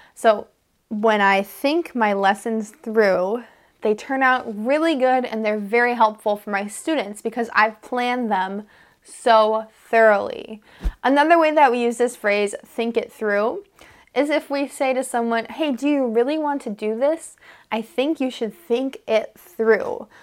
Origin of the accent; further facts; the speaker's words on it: United States; I'm an American English teacher